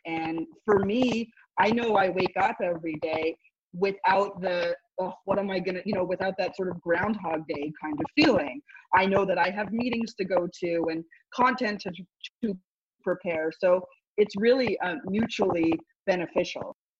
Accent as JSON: {"language": "English", "town": "Montreal", "region": "Quebec", "country": "Canada", "said": "I made it home because I'm from Montreal"}